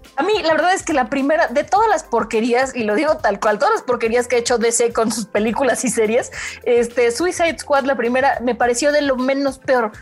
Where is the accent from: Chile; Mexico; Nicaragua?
Mexico; a nosotros como mexicanos